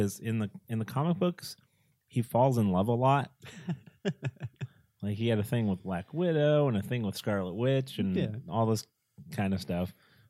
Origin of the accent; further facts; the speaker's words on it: New Hampshire, United States; I grew up in New Hampshire